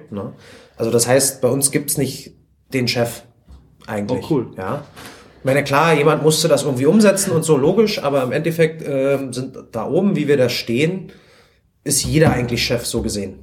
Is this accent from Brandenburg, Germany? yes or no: yes; Spreewald, Brandenburg, Germany; ich komme halt vom Land, ich komme aus dem Spreewald